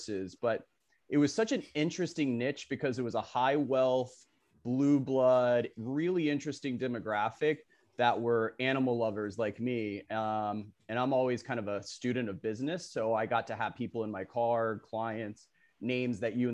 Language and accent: English; Boca Raton, Florida, United States; I grew up in Boca Raton, Florida